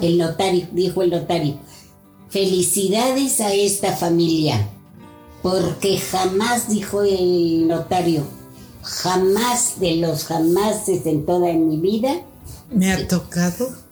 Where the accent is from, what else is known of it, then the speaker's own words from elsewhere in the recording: Toluca, State of Mexico, Mexico; soy de Toluca